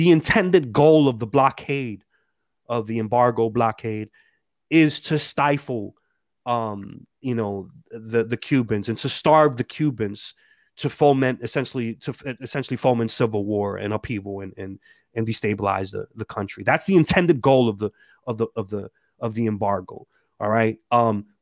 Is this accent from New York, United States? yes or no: no; New Jersey, United States; also born or lived in Dominican Republic; I'm from Jersey